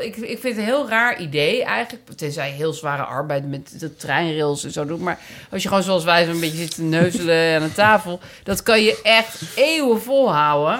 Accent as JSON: {"language": "Dutch", "town": "Amsterdam", "region": "North Holland", "country": "Netherlands", "accent": "Amsterdam Zuid", "said": "we komen allebei uit Amsterdam Zuid. En dat is natuurlijk een soort accent"}